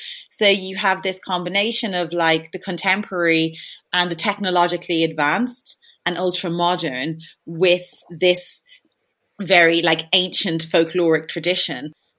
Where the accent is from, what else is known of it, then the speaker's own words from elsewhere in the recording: Ireland; Like, I do think it's partially through being Irish and there being like a folklore that is very like present.